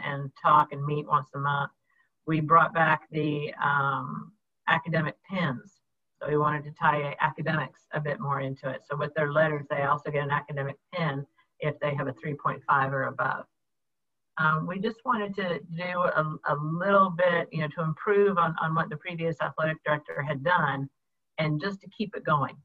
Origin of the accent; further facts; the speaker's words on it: Jacksonville, Florida, United States; also born or lived in New York City / Illinois; I was born in New York City and basically grew up in Jacksonville, Florida